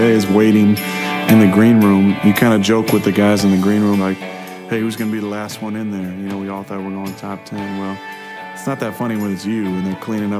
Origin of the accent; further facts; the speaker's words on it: Chico, California, United States; I'm from Chico, 3 hours away